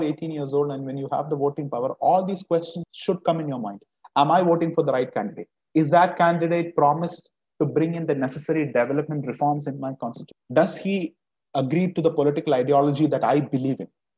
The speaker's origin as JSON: {"language": "English", "country": "India", "said": "We as Indian citizens"}